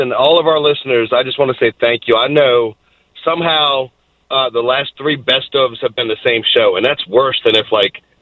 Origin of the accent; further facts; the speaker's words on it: Boston, Massachusetts, United States; also born or lived in Virginia; now in Tennessee, United States; I grew up in Boston, and then I've lived in Virginia since like 86, and now I'm in Tennessee